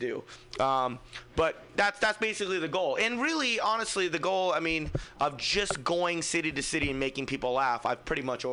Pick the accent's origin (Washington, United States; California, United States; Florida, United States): California, United States; Fremont; I'm from Fremont